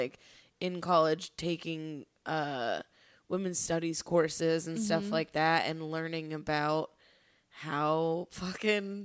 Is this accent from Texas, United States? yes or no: yes; Texas, United States; moved away; I grew up in Texas, and we weren't taught evolution in high school